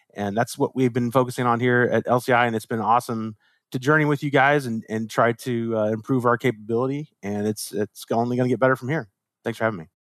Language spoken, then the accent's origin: English; Chicago, Illinois, United States; as a kid, growing up in Chicago, uh, late eighties, early nineties